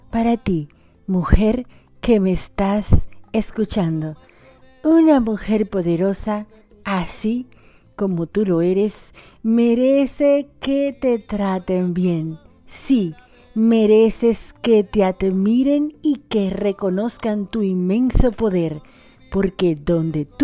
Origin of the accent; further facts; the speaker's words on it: Dominican Republic; Soy una dominicana por esta RSC Radio y la dominicana más argentina de la bolita del mundo.